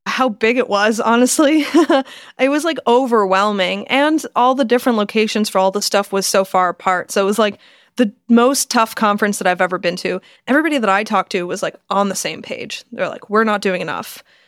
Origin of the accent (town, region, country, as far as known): United States